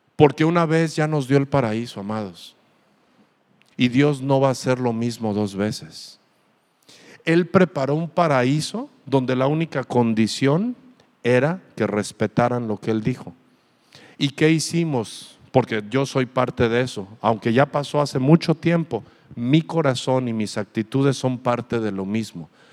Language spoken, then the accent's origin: Spanish; Aguascalientes, Mexico; now in Ensenada, Mexico; yo de donde soy, mi ciudad la veo preciosa. Aguascalientes es una ciudad preciosa